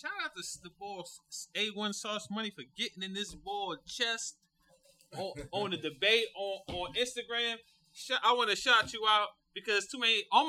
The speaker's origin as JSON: {"language": "English", "country": "United States", "said": "I don't consider myself African American. I'm from America. I'm not from Africa."}